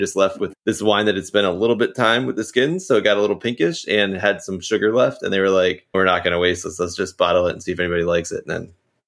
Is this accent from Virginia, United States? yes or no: yes; Virginia, United States; growing up in Virginia